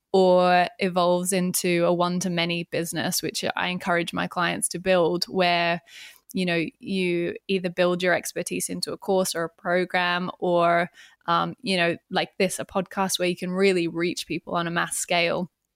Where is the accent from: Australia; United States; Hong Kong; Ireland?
Australia; moved away as an adult; now in London, United Kingdom; I am Australian and I moved to the U K seven years ago